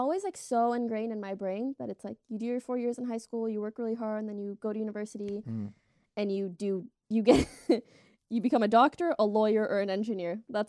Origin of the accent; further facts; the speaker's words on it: Canada; I'm Canadian, eh?